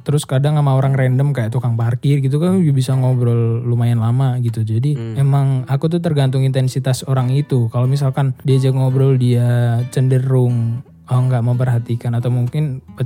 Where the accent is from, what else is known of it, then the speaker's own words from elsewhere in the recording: Java, Indonesia; aku orang Jawa banget